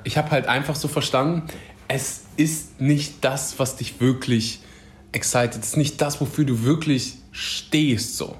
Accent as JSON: {"language": "German", "country": "Germany", "tie": "born or raised there", "said": "Ich bin mh, mm, aufgewachsen in Deutschland"}